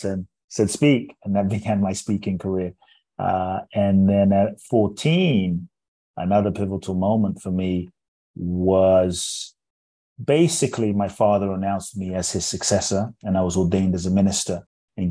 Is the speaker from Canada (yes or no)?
no; London, United Kingdom; moved away; also born or lived in Ghana; I was born in Ghana, West Africa. My father's from Ghana. My mother's Japanese. I grew up in London.